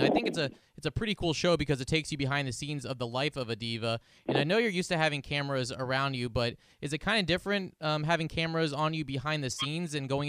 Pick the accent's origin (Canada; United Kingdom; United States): United States; Atlanta, Georgia; I'm from Atlanta.